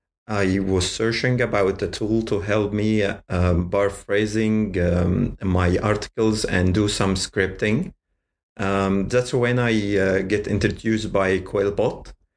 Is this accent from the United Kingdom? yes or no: no; Giza, Giza Governorate, Egypt; I'm in Giza. {S0} Ooh. Okay. {S3} It's my hometown, and I'm working, studying, and living in here.